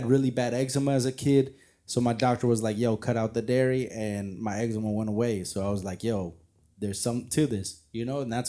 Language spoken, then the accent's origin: English; San Diego, California, United States; growing up in San Diego